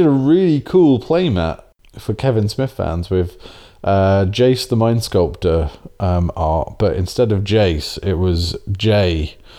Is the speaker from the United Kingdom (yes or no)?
yes; England, United Kingdom; being English